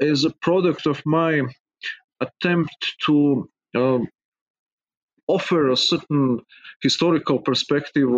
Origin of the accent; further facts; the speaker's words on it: Serbia; English is a second language; moved away as an adult; as you can hear from my accent, I'm not a native-born American. I've been born and raised in Serbia, which is a small country in southeastern Europe